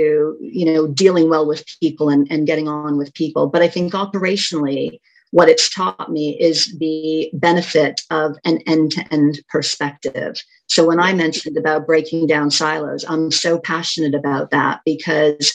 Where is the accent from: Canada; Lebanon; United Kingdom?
Canada; moved away as an adult; I grew up in Canada for the first part of my career